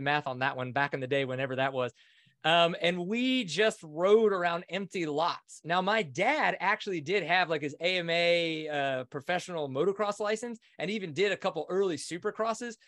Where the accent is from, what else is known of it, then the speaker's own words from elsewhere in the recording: Kinder, Louisiana, United States; I grew up just outside of New Orleans in Kinder, Louisiana